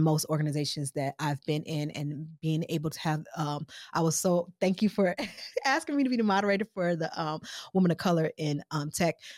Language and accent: English; Milwaukee, Wisconsin, United States; also born or lived in Chicago / Missouri / Detroit; I'm originally from Milwaukee, Wisconsin. I'm kinda Midwest girl, Chicago, Mo, Detroit, Milwaukee most of my life